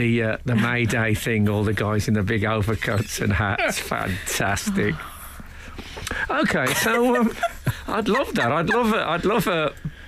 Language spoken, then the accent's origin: English; Birmingham, West Midlands, United Kingdom; When I was growing up in Birmingham